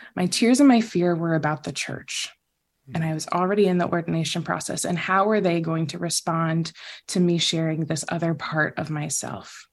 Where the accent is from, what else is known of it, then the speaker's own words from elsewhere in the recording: the South, United States; also born or lived in Philippines; I was raised in the South